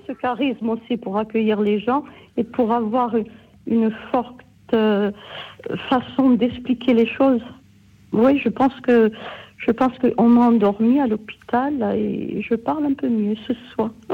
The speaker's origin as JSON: {"language": "French", "region": "Corsica", "country": "France", "said": "je suis corse"}